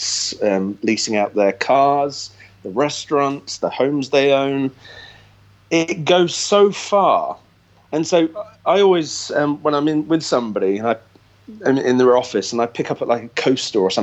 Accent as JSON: {"language": "English", "town": "Hinckley", "region": "East Midlands", "country": "United Kingdom", "tie": "born or raised there", "moved": "yes", "lives_now": "Florida, United States", "said": "I always go back to my hometown"}